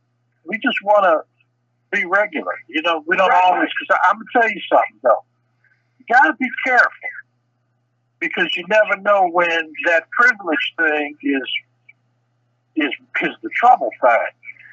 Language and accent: English; United States; we're from America